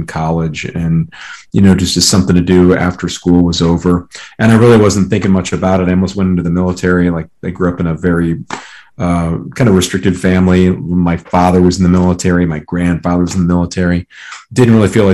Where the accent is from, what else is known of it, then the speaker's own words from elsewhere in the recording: Colorado, United States; I'm from Colorado